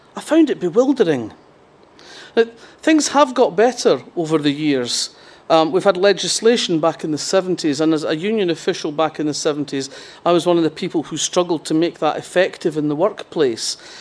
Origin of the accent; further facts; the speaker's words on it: Fife, Scotland, United Kingdom; I grew up in Fife, which is very different from the rest of the central belt of Scotland